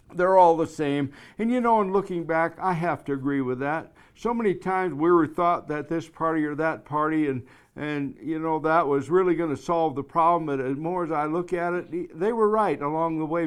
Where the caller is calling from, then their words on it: Black Hills of South Dakota, United States; I'm calling you from the Black Hills of South Dakota